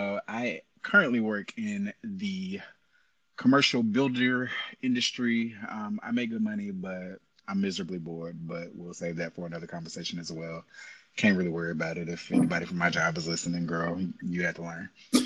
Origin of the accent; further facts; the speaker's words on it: Tallahassee, Florida, United States; also born or lived in Memphis; I'm originally from Tallahassee, Florida. Family was military. We moved around quite a bit. Eventually, we landed in Memphis. I spent most of high school in Memphis.